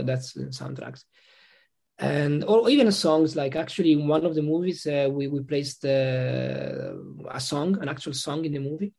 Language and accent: English; northern Italy, Italy; English is a second language; moved away as an adult; also born or lived in Rome, Italy / Ireland; now in Switzerland; I'm not from Rome. I'm from a small city, actually, in the north of Italy.